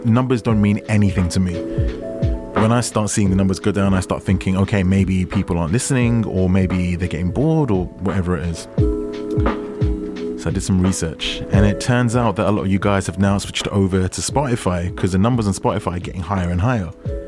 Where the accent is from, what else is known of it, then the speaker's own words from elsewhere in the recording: United Kingdom; I'm also British, he's working hard for New York Fashion Week.